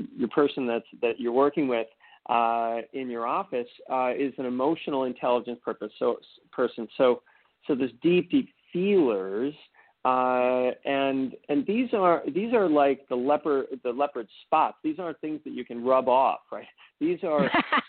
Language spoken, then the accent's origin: English; just outside of Boston, Massachusetts, United States; I grew up in just outside of Boston, very, very, American upbringing